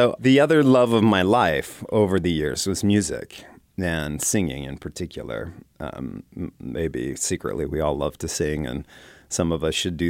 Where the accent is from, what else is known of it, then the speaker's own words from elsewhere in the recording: West Coast, United States; You know, I grew up on the West Coast and spent a lot of time in the Bay Area and in places like Berkeley, California.